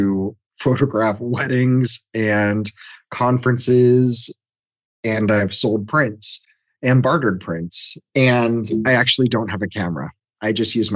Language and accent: English; Washington, District of Columbia, United States; I'm from Washington, D.C., and run a marketing firm